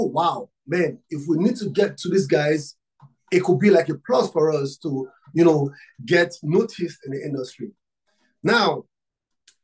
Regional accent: Nigeria; I'm from Africa, Nigeria. I'm from Nigeria

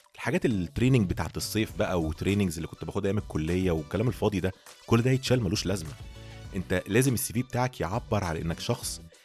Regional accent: Egypt; بالشغل في مصر عندنا

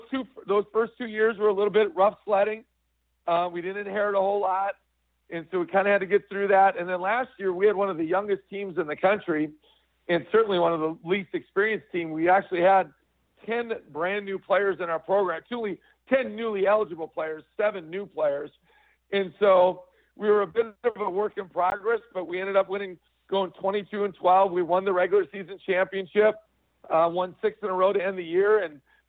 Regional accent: Midwest, United States; now in South Dakota, United States; I'm originally from the Midwest

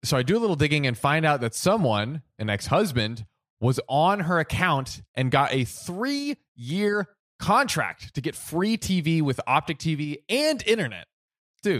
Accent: United States; I'm American

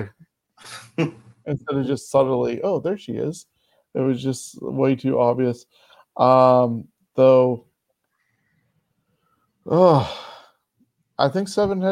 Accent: Canada; as a Canadian

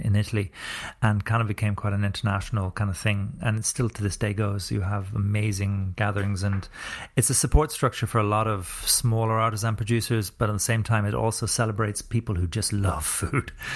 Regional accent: Ireland; also born or lived in New Zealand

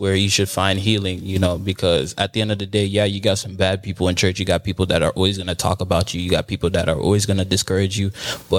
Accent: Broward County, Florida, United States; I'm from Broward.

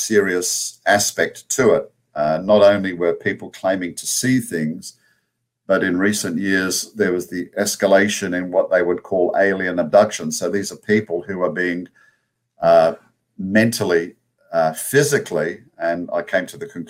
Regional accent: Australia; accent: Australian; now in United States; my Australian accent

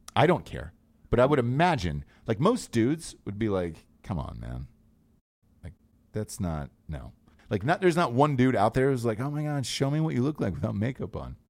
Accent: Georgia, United States; I'm from Georgia

